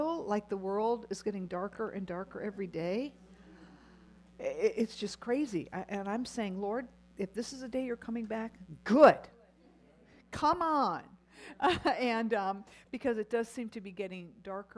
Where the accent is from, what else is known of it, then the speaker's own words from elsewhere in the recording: United States; as American Christian women